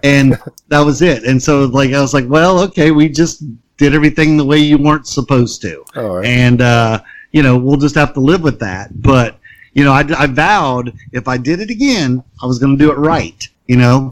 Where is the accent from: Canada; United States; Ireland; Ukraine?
United States; Concord, North Carolina; Like living in Concord and being a different kid was not cool.